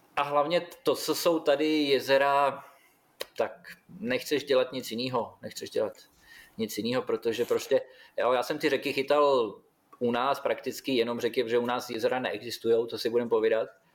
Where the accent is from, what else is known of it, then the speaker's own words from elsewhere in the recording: Vlašim, Central Bohemian Region, Czechia; moved away as an adult; now in Australia; u nás ve Vlašimi byla samozřejmě partička, který to dělali, že jo, kde i táta byl v té době uh, jeden z nich